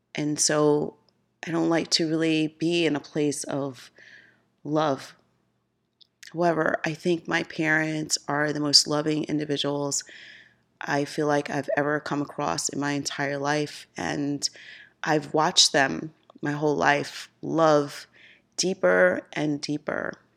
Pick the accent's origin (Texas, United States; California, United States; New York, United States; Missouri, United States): New York, United States; Mount Vernon; moved away as an adult; also born or lived in Bronx, New York; now in Charlotte, United States; I felt growing up in New York, I could be whoever I want